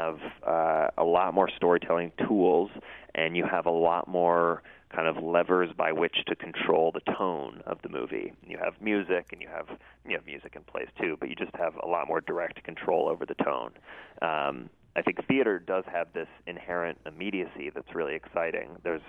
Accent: St. Louis, Missouri, United States; Yeah, well, I loved John Burroughs, and my mom for many years worked in the was a teacher there and then worked in the administration.

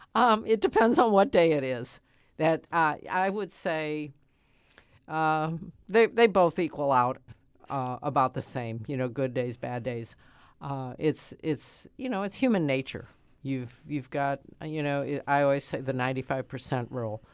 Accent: St. Louis, Missouri, United States; I'm a lifelong citizen of the city of Saint Louis. I grew up in South Saint Louis in the fourteenth Ward

